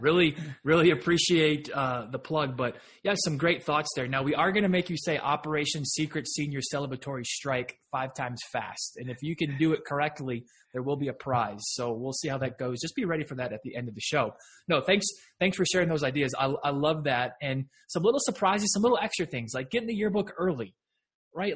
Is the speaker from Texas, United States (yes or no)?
yes; Texas, United States; I'm a Texan